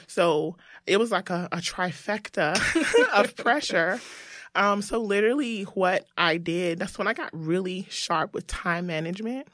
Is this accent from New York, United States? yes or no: no; Greensboro, North Carolina, United States; I'm from Greensboro, North Carolina